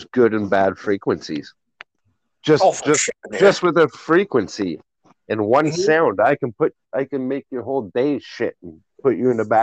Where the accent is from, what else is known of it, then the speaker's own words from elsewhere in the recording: Whitby, Ontario, Canada; I grew up in Whitby, and we would play down at the old Whitby Psych all the time